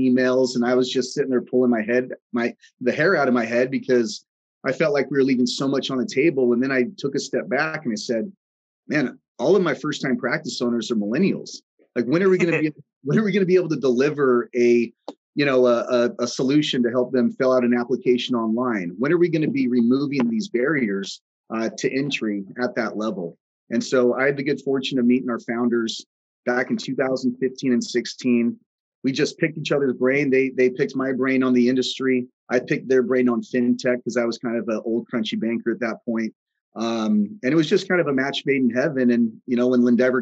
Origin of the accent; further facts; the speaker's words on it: Oregon, United States; moved away as an adult; also born or lived in Southern California; I'm originally from Oregon, went to the University of Oregon